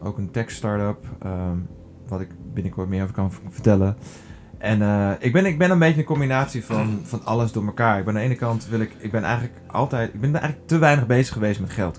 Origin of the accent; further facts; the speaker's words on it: Drenthe, Netherlands; ben opgegroeid in Drenthe